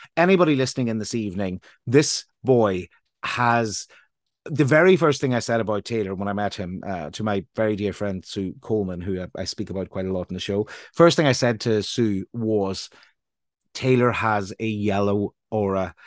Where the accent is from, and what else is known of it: Northern Ireland, United Kingdom; moved away as an adult; also born or lived in London